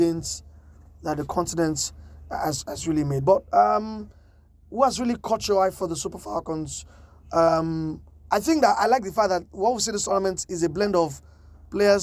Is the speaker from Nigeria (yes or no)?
yes; Nigeria